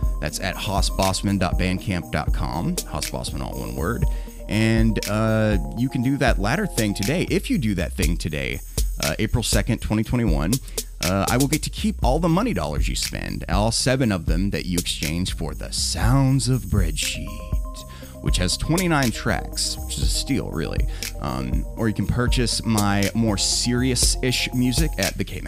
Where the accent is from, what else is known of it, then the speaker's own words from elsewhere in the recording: the Bible Belt, United States; growing up in the Bible Belt